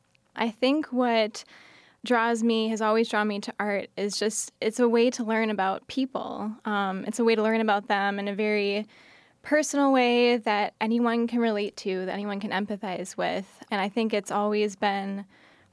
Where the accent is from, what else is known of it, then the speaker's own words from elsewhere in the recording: Menomonee Falls, Wisconsin, United States; I actually grew up a little bit outside of Milwaukee, in Menominee Falls area